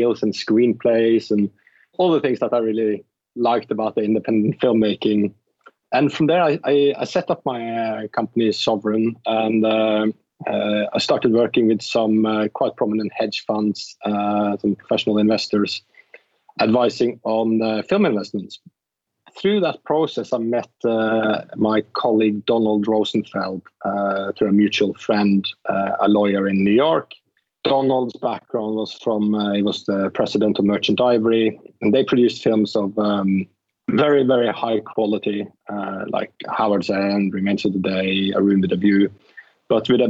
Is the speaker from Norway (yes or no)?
yes; Norway; moved away as an adult; now in London, United Kingdom; I come from Norway. So I actually started in television in Norway as a TV presenter on a Saturday night show when I was 14